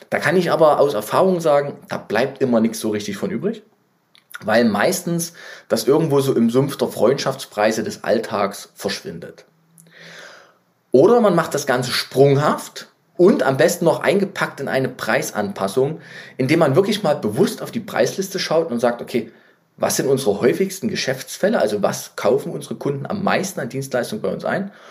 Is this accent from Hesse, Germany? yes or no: no; Leipzig, Saxony, Germany; ich bin ja Leipziger, wie ihr wisst. Ähm, überall in der ganzen Stadt Werbung von Amazon.